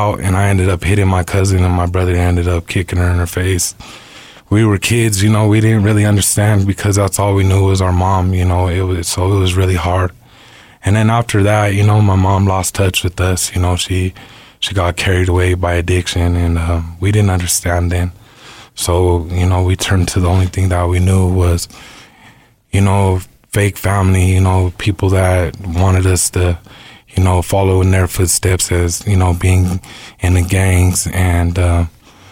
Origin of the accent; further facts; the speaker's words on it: Denver, Colorado, United States; I'm from Denver, born and raised.